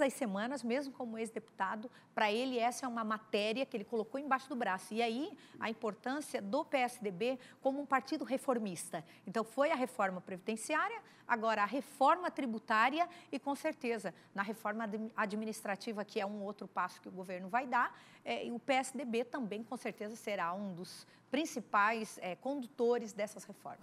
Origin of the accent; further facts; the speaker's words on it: South Region, Brazil; eu, enquanto deputada federal, mulher que sou do Sul